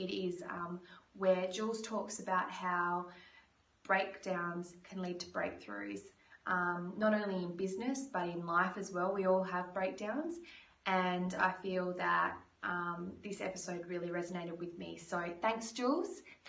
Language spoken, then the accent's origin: English; Perth, Western Australia, Australia; moved away; also born or lived in Toronto; I'm from Perth, Western Australia.